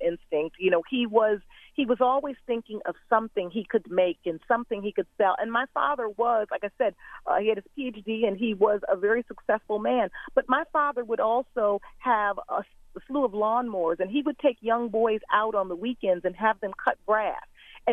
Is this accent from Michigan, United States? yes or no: yes; Detroit, Michigan, United States; I grew up in Detroit, Michigan